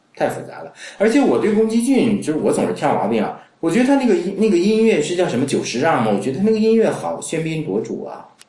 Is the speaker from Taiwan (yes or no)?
no; China; 那这是我们中国人喜欢的